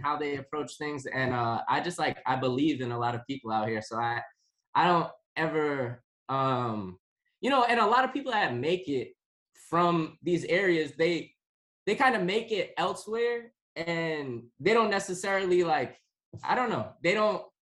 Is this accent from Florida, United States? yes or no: no; East Providence, Rhode Island, United States; also born or lived in Boston; It's where I grew up. I grew up in East Providence.